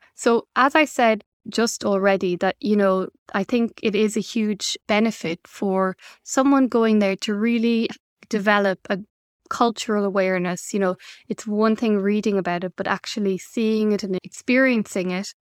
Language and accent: English; Ireland; now in Belgium; my home country is on an island in Ireland, and it's really important for me to visit my family from Belgium